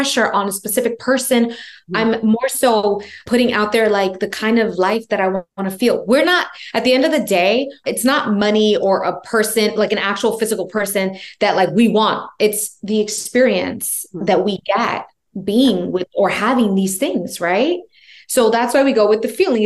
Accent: New York, United States; I'm from New York.

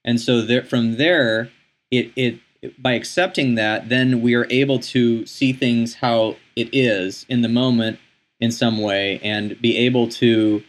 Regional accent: United States; growing up in the United States, in our Western mindset

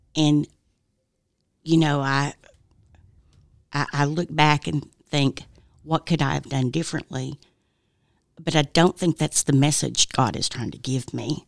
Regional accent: Oak Ridge, Tennessee, United States; now in Knoxville, United States; I'm originally from Oak Ridge.

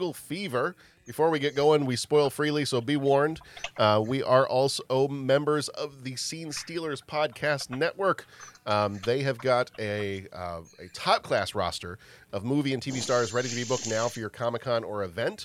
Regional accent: the South, United States; I'm from the South

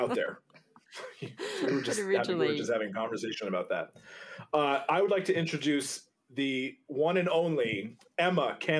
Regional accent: Canada; You know, it's hard because I'm French, right? So I look at it and I see the word Godot. I'm French Canadian.

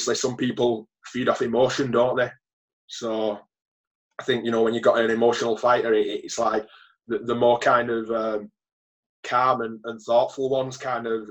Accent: Wigan, North West England, United Kingdom; growing up in Wigan

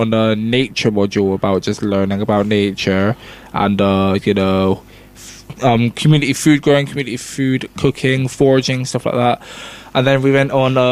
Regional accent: Bristol, South West England, United Kingdom; where I grew up in Nowell West

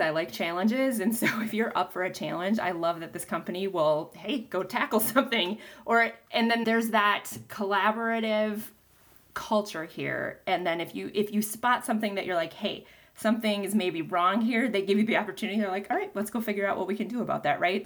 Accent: Stevens Point, Wisconsin, United States; I'm actually from Stevens Point, so I went to college in my hometown.

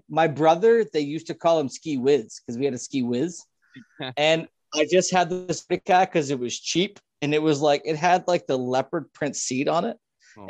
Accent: Scotland, United Kingdom; I'm not going to lie. I'm Scottish.

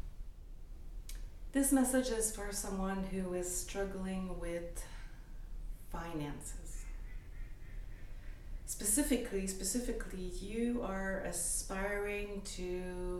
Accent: Canada; moved away as an adult; now in United States; I'm Canadian, I'm French-Canadian. I came to the US 20 years ago.

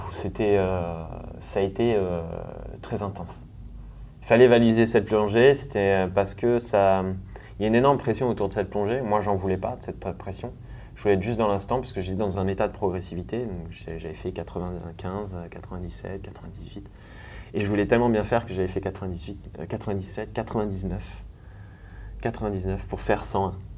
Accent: Thonon-les-Bains, Auvergne-Rhône-Alpes, France; now in Annecy, France; je suis né à Tonon-les-Bains au bord du lac Léman

